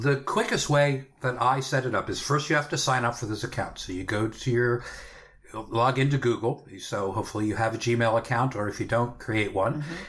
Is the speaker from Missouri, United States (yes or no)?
no; Pennsylvania, United States; my home state and home area of Pennsylvania